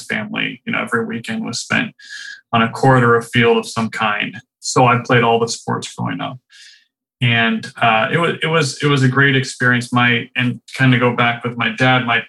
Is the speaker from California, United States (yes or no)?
yes; Rancho Santa Fe, California, United States; moved away as an adult; also born or lived in Riverside County, California / North Carolina; I grew up in the town that's called Rancho Santa Fe in California